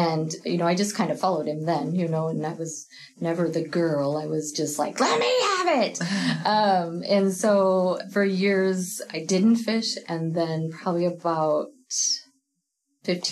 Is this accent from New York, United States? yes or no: no; Red Bluff, California, United States; moved away as an adult; now in Southern Oregon, United States; I'm from Northern California, far Northern California, so Cottonwood, Red Bluff area